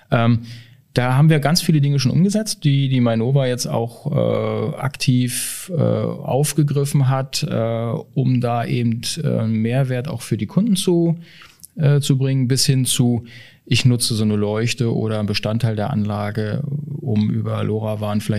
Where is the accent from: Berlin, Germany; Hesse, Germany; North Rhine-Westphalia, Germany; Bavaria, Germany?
Hesse, Germany; Frankfurt; Oh, also jetzt als Frankfurter muss ich sagen, Frankfurt.